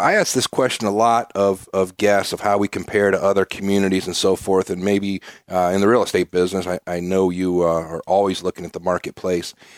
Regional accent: Ohio, United States; now in Peoria, United States; I'm a Midwesterner, originally from Ohio

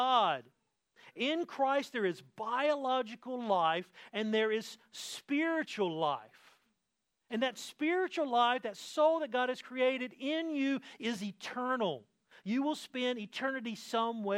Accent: the South, United States; I come from the South.

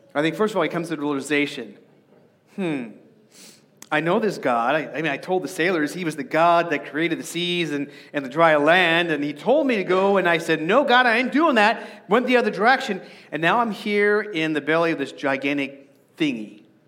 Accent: Arizona, United States; I grew up in Arizona and the baking sun is really toasty

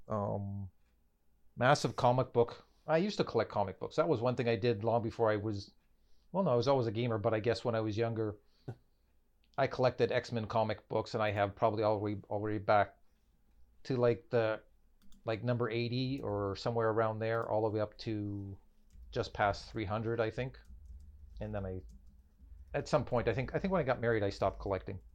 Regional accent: Canada; we are from Canada

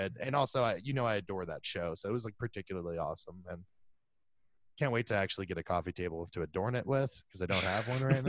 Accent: Florida, United States; we're both from Florida.

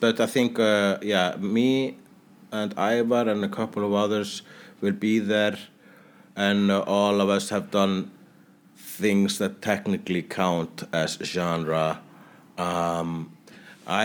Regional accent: Iceland; I'm Icelandic.

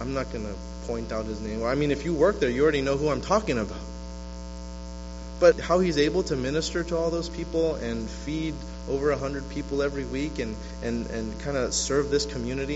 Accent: West Covina, California, United States; also born or lived in New York City / Walnut, California; now in Oakland, United States; I was born in New York City. I was raised in the city of L.A. I grew up in the rougher parts of West Covina before I got into middle school and high school. When I got to middle school and high school, I went to Walnut

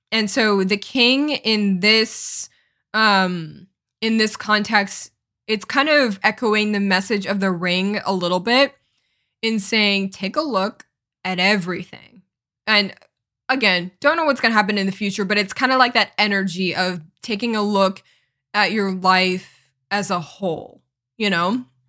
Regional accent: Connecticut, United States; moved away as an adult; also born or lived in Los Angeles, California; my hometown is in Connecticut. It's a small town in Connecticut

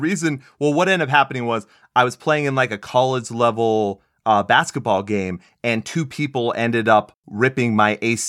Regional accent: Texas, United States; I grew up in Texas, you know, I moved all over the world, but there's something about Arizona, man.

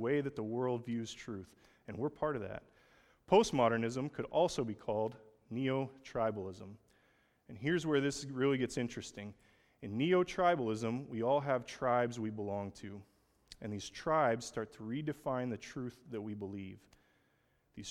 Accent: Oklahoma, United States; I'm from Oklahoma.

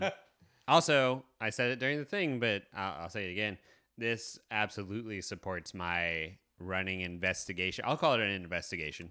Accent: Kansas City, United States; I'm from Kansas City

